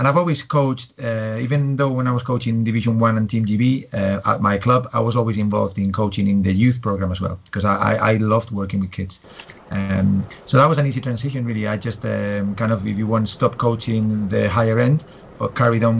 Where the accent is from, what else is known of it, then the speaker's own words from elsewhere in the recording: Madrid, Community of Madrid, Spain; moved away as an adult; now in United Kingdom; born and bred in Spain, in Madrid, but moved to the UK back in 99.